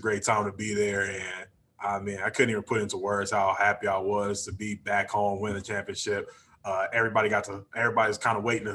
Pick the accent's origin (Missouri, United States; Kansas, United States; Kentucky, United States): Missouri, United States; Kansas City; moved away as an adult; also born or lived in Arizona; it was my hometown team.